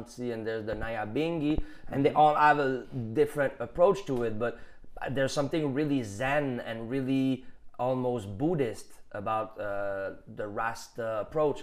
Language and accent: English; Quebec, Canada; accent: Canadian general accent; English is a second language; being Quebecois is a new identity